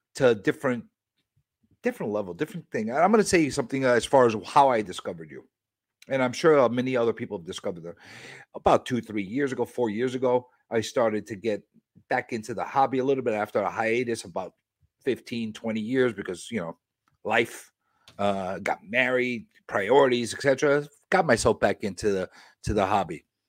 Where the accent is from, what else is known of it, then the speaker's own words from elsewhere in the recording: New York City, New York, United States; I'm a New Yorker